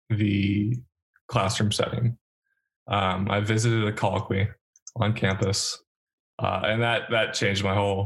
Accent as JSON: {"language": "English", "town": "Seattle", "region": "Washington", "country": "United States", "moved": "yes", "said": "I'm from Seattle"}